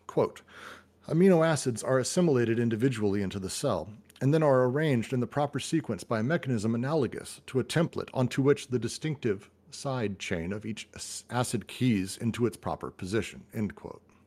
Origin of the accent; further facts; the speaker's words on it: United States; I'm American